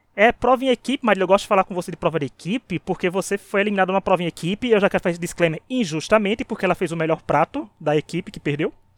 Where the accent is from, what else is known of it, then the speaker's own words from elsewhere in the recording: Paraíba, Brazil; eu sou da Paraíba